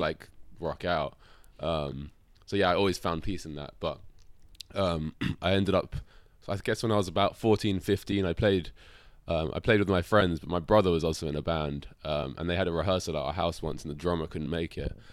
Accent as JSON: {"language": "English", "region": "London", "country": "United Kingdom", "tie": "born or raised there", "said": "I was born in London"}